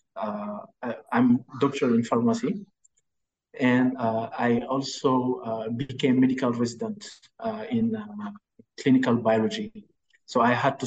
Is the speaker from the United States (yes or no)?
no; Dakar, Senegal; I'm from Senegal, Dakar, that is the capital of Senegal, and I spent my whole, I grew up here